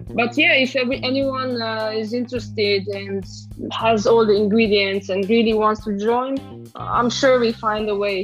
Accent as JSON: {"language": "English", "region": "Transylvania", "country": "Romania", "tie": "born or raised there", "also_born_or_lived": "London, United Kingdom", "second_language": "English", "moved": "as an adult", "lives_now": "Switzerland", "said": "I'm actually originally from Transylvania. Uh, I grew up there and I'm from a very small village in the mountainside"}